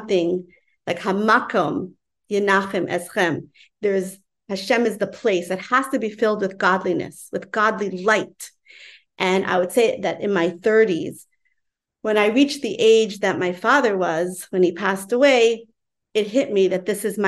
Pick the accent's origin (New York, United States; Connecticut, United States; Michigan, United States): New York, United States; New York City; I grew up in Crown Heights